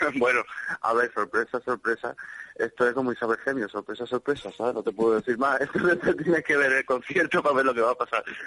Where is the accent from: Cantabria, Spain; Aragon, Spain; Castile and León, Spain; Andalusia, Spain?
Andalusia, Spain; Málaga; es mi tierra, es mi gente, es la gente que me ha visto crecer